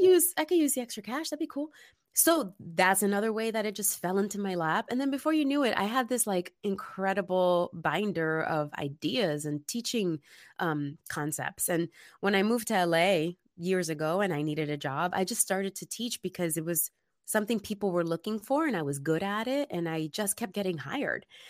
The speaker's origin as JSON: {"language": "English", "town": "New York City", "region": "New York", "country": "United States", "moved": "yes", "lives_now": "Los Angeles, United States", "said": "I'm originally from the Bronx, New York, which is typically known as being this tough place"}